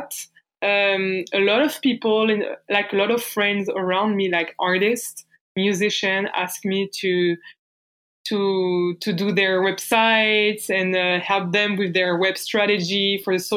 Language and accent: English; Bourges, Centre-Val de Loire, France; accent: French; English is a second language; moved away as an adult; now in Montreal, Canada; I'm French. So I grew up in France.